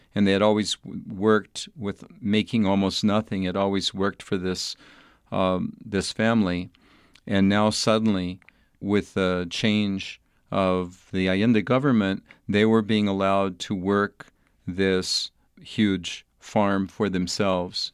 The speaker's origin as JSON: {"language": "English", "town": "El Paso", "region": "Texas", "country": "United States", "tie": "born or raised there", "moved": "as an adult", "said": "I was a young boy growing up in El Paso, Texas, in a fairly suburban type setting."}